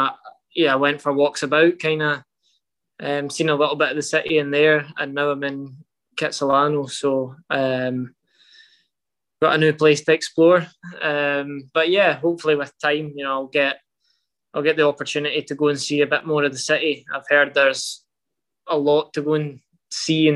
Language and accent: English; Scotland, United Kingdom; moved away as an adult; also born or lived in Portugal; now in Vancouver, Canada; We're Scottish